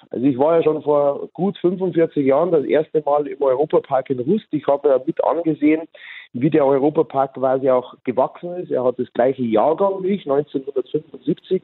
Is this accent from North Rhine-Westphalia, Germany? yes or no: no; Bavaria, Germany; ich als Bayer